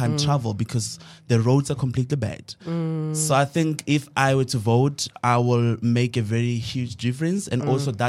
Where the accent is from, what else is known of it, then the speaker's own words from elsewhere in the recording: Mahikeng, North West, South Africa; I'm a final year student from Boston Media House. I'm majoring in radio. And of course, I'm 23 years. I grew up in Mafikeng, born and bred.